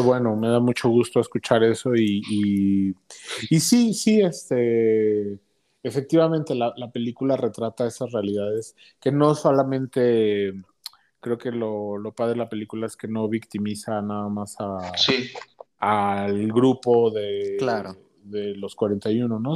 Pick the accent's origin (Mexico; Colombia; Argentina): Mexico; Uruapan, Michoacán; moved away as an adult; now in Mexico City, Mexico; yo soy originario de Uruapan, Michoacán. Ahí viví hasta los 22, 21 años más o menos